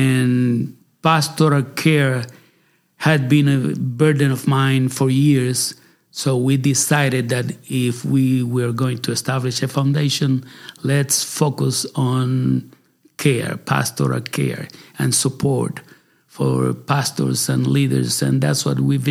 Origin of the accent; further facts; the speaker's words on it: Puerto Rico; moved away as an adult; now in United States; I was born in Puerto Rico by the grace of God. And I grew up there